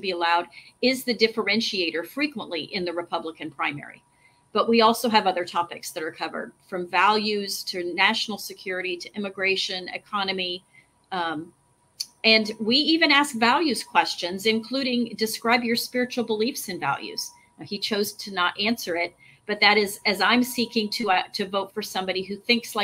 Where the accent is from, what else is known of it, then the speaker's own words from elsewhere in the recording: Texas, United States; I'm from Texas